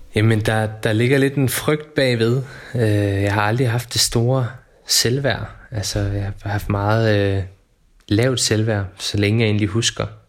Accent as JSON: {"language": "Danish", "area": "Funen", "region": "Southern Denmark", "country": "Denmark", "tie": "born or raised there", "lives_now": "Odense, Denmark", "said": "Jeg er født og opvokset på Fyn, oppe på en lille flække, der hedder Hintholm, som ligger i toppen af Nordøstfyn."}